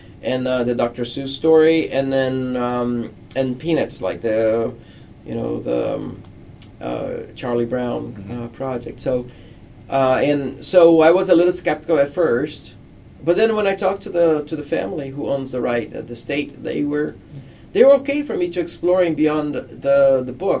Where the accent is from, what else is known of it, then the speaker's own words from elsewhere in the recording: Rio de Janeiro, Brazil; moved away as an adult; now in United States; I grew up in Brazil